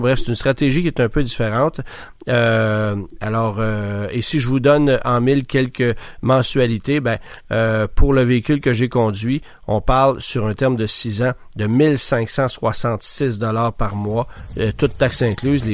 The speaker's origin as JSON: {"language": "French", "region": "Quebec", "country": "Canada", "said": "chez nous au Québec"}